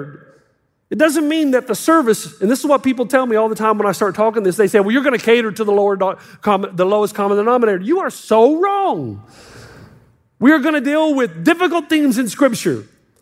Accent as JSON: {"language": "English", "region": "the South", "country": "United States", "moved": "as an adult", "lives_now": "California, United States", "said": "I'm from the South. We're much more conservative"}